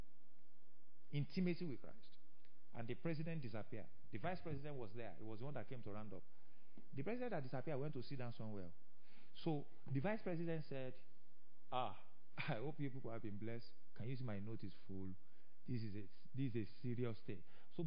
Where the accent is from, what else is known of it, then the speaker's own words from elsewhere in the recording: Ile-Ife, Osun, Nigeria; I came from Ife